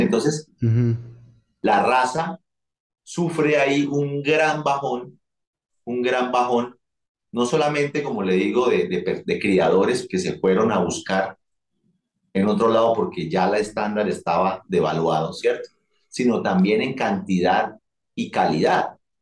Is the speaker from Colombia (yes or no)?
yes; Colombia; había mucho dinero en mi país